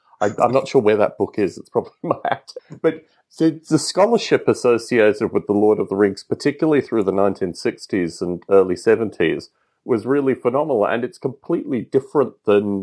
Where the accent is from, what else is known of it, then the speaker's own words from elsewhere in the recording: Australia; a boy growing up in Australia